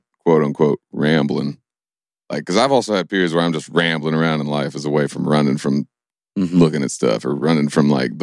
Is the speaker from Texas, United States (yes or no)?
no; Stanford, Kentucky, United States; moved away as an adult; also born or lived in Nashville; I grew up in Stanford, Kentucky